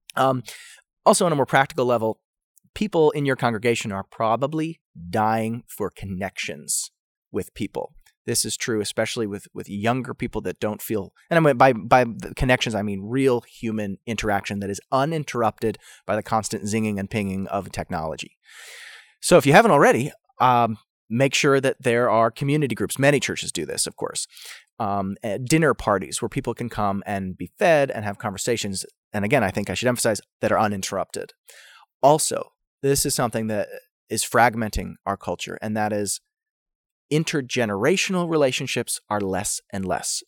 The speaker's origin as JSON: {"language": "English", "country": "United States", "said": "as an American"}